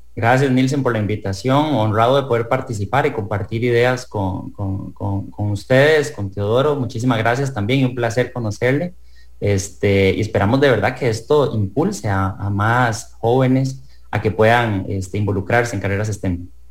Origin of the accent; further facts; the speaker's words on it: Costa Rica; como ciudadano costarricense